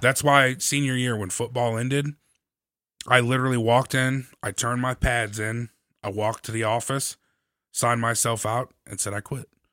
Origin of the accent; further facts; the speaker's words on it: St. Louis, Missouri, United States; I come from St. Louis